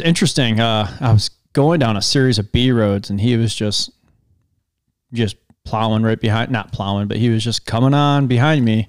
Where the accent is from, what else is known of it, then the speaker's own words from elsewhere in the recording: Western New York, United States; moved away; also born or lived in Iowa; where I grew up in Western New York